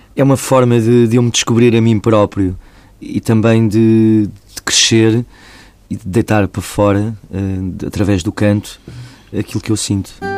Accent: Portugal; como povo, como portugueses

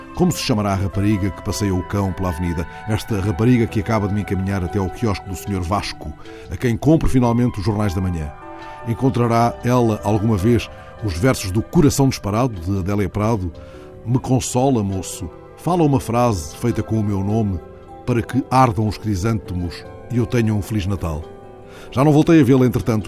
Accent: Lisbon, Portugal; born or raised there

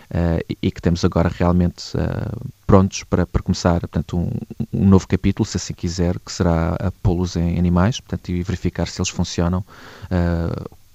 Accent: Castelo Branco, Centro, Portugal; also born or lived in Porto Alegre; now in Lisbon, Portugal; Ah, eu nasci em Porto Alegre, ah, mas cresci em Castelo Branco. Ah, portanto, foi, foi aí de facto em Castelo Branco que fiz toda a minha adolescência, portanto, desde os 6 anos até aos 18, depois quando vim para Lisboa.

